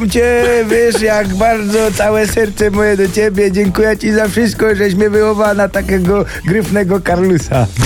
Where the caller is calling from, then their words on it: Bytom, Silesian Voivodeship, Poland; Skąd jestem? Z Bytomia!